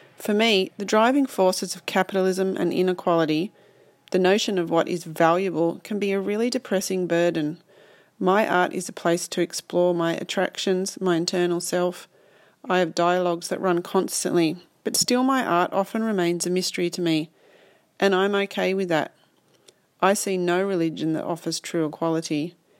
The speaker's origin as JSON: {"language": "English", "town": "Sydney", "region": "New South Wales", "country": "Australia", "said": "I'm an artist from Sydney"}